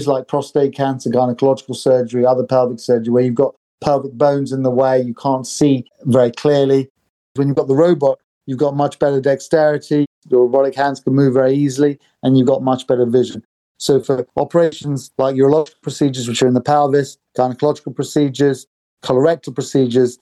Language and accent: English; United Kingdom; also born or lived in Sri Lanka / New York / Stockholm / Oxford; now in London, United Kingdom; I grew up in the UK